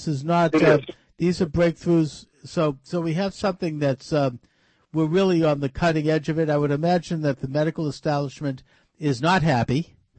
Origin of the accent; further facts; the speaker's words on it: Massachusetts, United States; the Commonwealth of Massachusetts, my home state